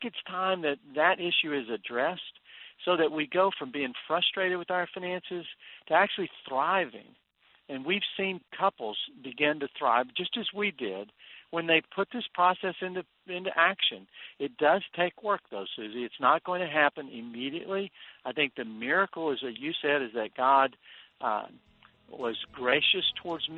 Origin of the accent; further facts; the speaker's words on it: Texas, United States; I grew up in Texas where we had a saying that if there was friction in your marriage, there was sand in the sheets